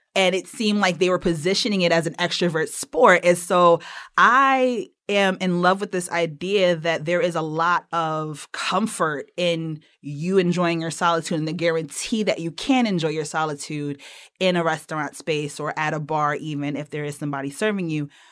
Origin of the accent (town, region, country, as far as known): Connecticut, United States